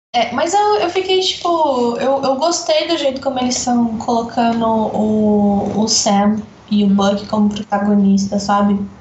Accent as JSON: {"language": "Portuguese", "country": "Brazil", "said": "eu sou brasileira"}